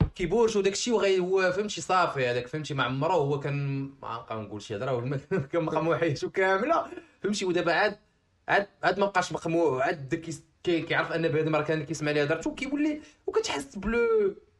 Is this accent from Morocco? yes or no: yes; Morocco; حنا عندنا في المغرب